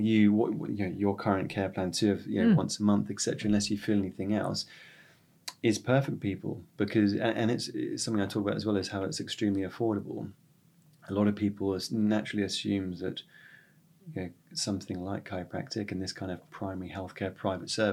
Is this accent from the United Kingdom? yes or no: yes; West Sussex, South East England, United Kingdom; now in Jersey; growing up in West Sussex